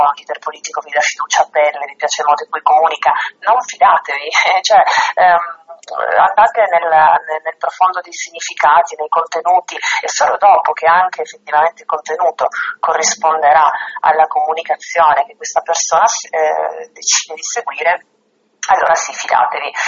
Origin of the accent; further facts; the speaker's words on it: Trieste, Friuli-Venezia Giulia, Italy; also born or lived in Rome; sono di Trieste, no? quindi un ambiente molto diverso da quello a cui ero abituata a casa